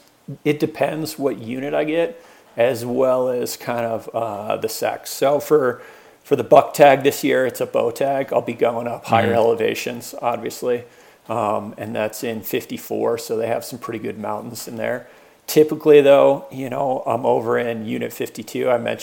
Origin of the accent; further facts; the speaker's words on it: Hotchkiss, Colorado, United States; also born or lived in Boulder, Colorado; Born and raised in Colorado. I was actually born in Boulder. And then grew up on the Western Slope, tiny little farm town, Hotchkiss, Colorado, you know, known for probably coal mining and farming or ranching versus anything else. And all the way through high school there